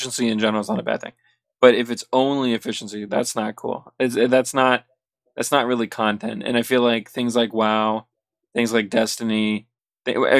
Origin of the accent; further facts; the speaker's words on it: Canada